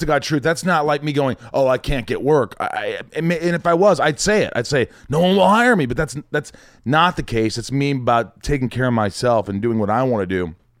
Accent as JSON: {"language": "English", "region": "Indiana", "country": "United States", "tie": "born or raised there", "also_born_or_lived": "New York / Kentucky", "moved": "as an adult", "said": "I was born in New York, but I grew up in Indiana"}